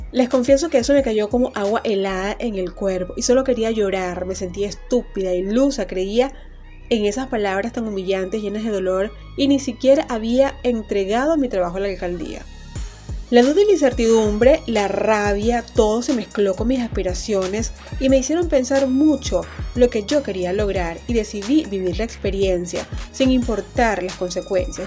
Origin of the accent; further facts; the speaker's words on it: Maracaibo, Zulia, Venezuela; la alcaldía de Maracaibo en mi ciudad natal